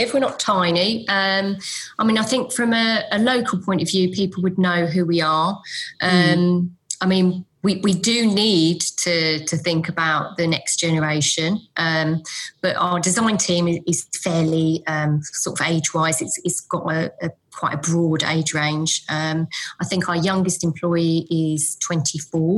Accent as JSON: {"language": "English", "area": "Essex", "region": "East of England", "country": "United Kingdom", "also_born_or_lived": "London", "accent": "Essex", "moved": "as an adult", "lives_now": "Suffolk, United Kingdom", "said": "my Essex accent?"}